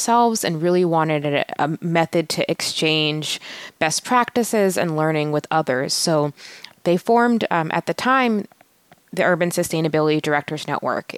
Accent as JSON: {"language": "English", "town": "Atlanta", "region": "Georgia", "country": "United States", "tie": "born or raised there", "said": "I grew up in Atlanta in a primarily African-American community"}